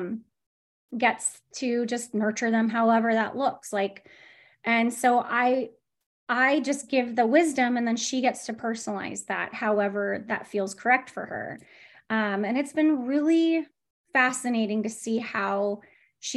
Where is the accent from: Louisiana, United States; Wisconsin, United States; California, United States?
California, United States; San Diego; I'm from San Diego, born and bred